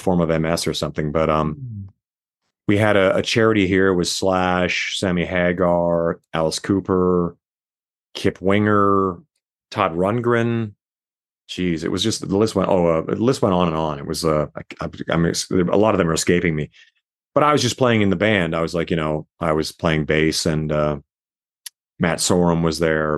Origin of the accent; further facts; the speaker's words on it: Canada; now in Las Vegas, United States; my place that I was born in Canada